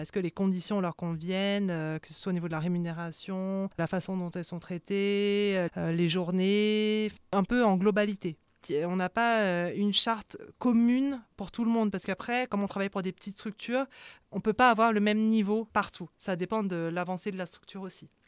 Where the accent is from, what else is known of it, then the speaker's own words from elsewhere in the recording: France; accent: French; quand je parle cambodgien, euh, j'ai un accent français